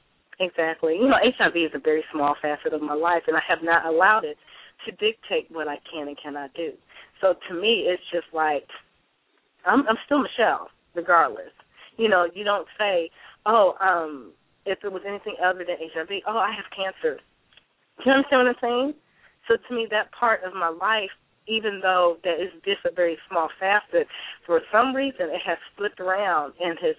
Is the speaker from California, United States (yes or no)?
no; St. Louis, Missouri, United States; also born or lived in Chicago, Illinois; now in Dallas, United States; I was born in East St. Louis, and I was raised between St. Louis and Chicago